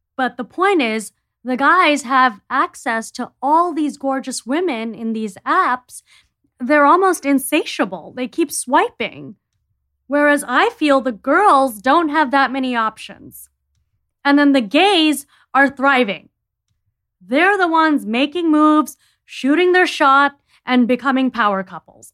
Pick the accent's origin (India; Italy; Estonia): India; I'm from India